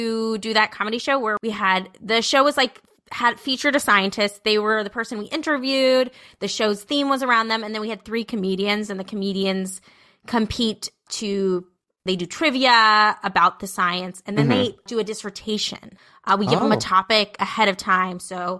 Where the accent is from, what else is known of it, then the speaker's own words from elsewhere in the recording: New Jersey, United States; No, I came from Jersey. I came from Jersey. Came from deep Jersey. Got my one suitcase off the bus.